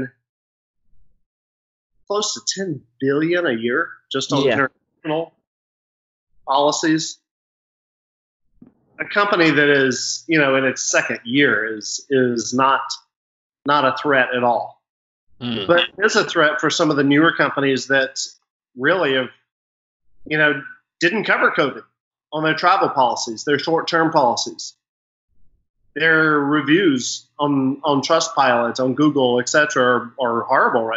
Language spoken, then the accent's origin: English; United States; moved away as an adult; also born or lived in Ghana; As an American